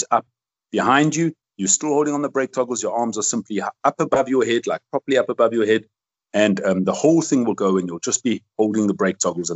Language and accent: English; South Africa; I love my country. I love where I live. I'm a South African, although I have a Belgian passport